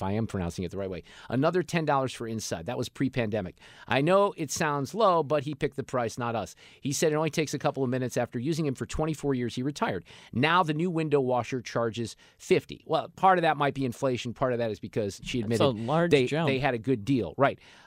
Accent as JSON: {"language": "English", "town": "Niles", "region": "Illinois", "country": "United States", "tie": "born or raised there", "moved": "yes", "lives_now": "Missouri, United States", "said": "I went to junior high in the suburbs of Chicago in Niles, Illinois."}